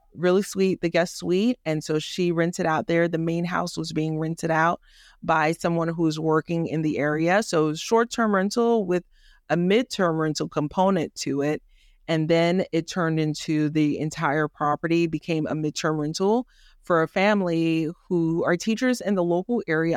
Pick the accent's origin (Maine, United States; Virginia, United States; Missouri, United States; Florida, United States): Florida, United States; Miami; also born or lived in Haiti; now in Georgia, United States; I was born in Haiti, raised in the inner city of Miami